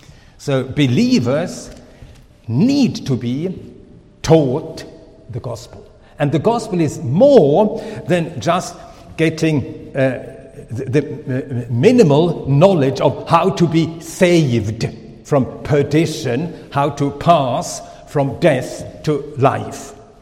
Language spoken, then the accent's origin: English; Sweden; first language Swedish; English is a second language; also born or lived in Finland; now in Switzerland; My mother tongue is really Swedish. I lost my father very early, and my mother, she took us children to Sweden. So by circumstances, I became a Swedish citizen, and my name changed. And so I'm Swedish, but by birth Finnish.